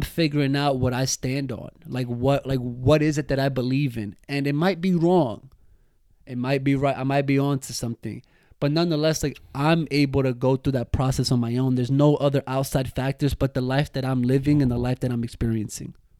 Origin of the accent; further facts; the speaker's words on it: United States; us that we're from the States